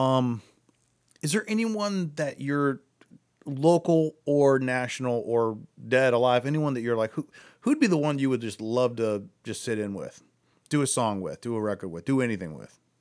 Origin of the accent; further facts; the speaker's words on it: Akron, Ohio, United States; I'm from Akron